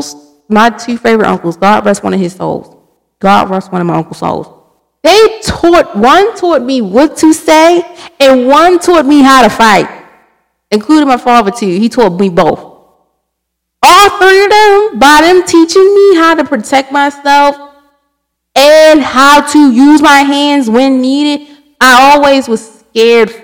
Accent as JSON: {"language": "English", "town": "Baltimore", "region": "Maryland", "country": "United States", "said": "I'm from Baltimore City."}